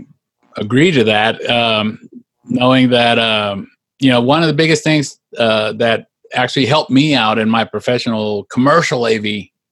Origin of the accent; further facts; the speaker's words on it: Texas, United States; us people down in Texas